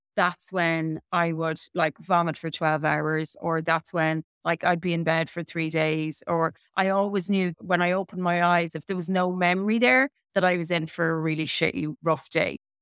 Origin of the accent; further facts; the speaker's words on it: Midlands, Ireland; I had a really typical nineteen eighties upbringing in Ireland